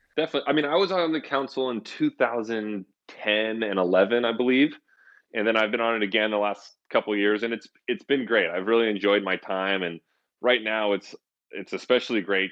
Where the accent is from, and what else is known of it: Santa Rosa, California, United States; born or raised there